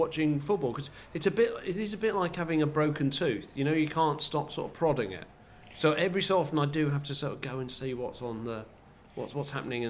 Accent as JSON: {"language": "English", "region": "England", "country": "United Kingdom", "said": "As an Englishman, apparently I could be seen."}